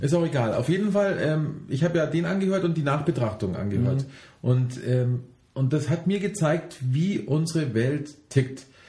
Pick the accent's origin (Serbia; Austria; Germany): Germany; ich als Deutscher